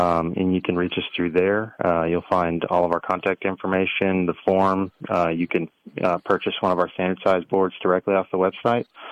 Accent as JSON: {"language": "English", "region": "Texas", "country": "United States", "said": "we're from Texas, so made by Texans and veterans"}